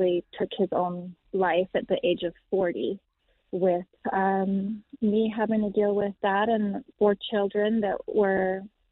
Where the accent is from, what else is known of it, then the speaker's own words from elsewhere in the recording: Canada; We are from Canada